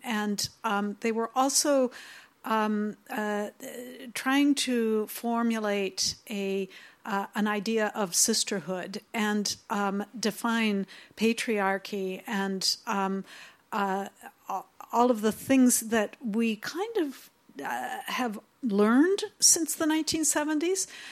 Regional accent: United States; I'm here from the United States

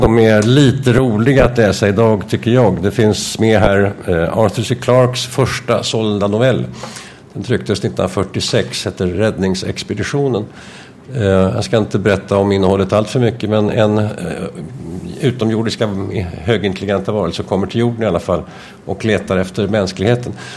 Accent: Stockholm, Stockholm County, Sweden; som liten gosse i Stockholm

